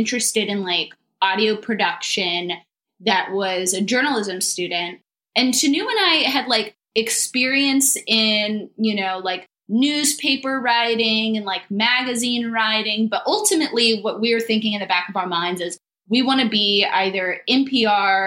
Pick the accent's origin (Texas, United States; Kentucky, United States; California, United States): Texas, United States; Austin; I'm actually from Austin. And so I, you know, just stuck around.